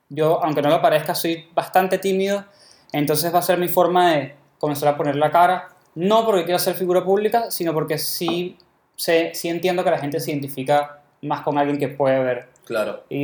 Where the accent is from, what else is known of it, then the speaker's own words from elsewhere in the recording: Venezuela; los dos somos venezolanos.